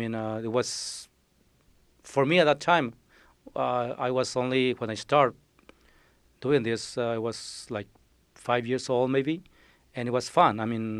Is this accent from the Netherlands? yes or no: no; Mexico; moved away as an adult; come back to Mexico, buy a car, and, you know, that was it. But I never went back.